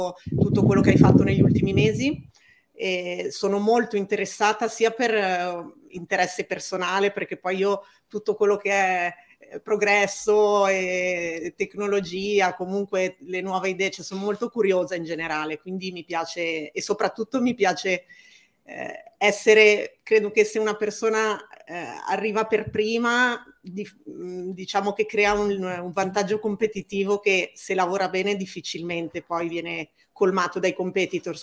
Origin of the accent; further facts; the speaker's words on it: Chiavari, Liguria, Italy; now in Milan, Italy; Io invece parlo da Milano, dove vivo, anche se sono di Chiavari, provincia di Genova